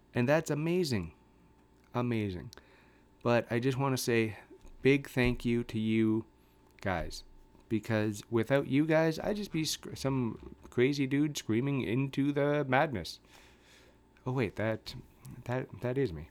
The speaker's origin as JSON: {"language": "English", "country": "Canada", "said": "I'm a Canadian"}